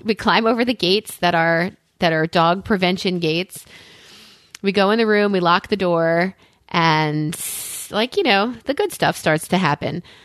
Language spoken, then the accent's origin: English; Long Island, New York, United States; also born or lived in Delaware; now in Pennsylvania, United States; growing up in New York